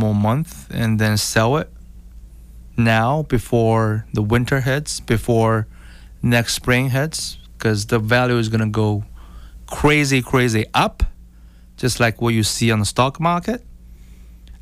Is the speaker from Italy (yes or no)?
no; China; now in United States; I come from China originally